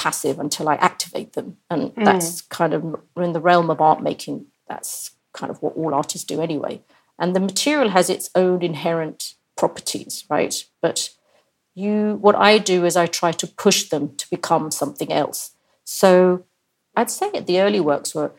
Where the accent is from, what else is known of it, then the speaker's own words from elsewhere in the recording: India; I'm from India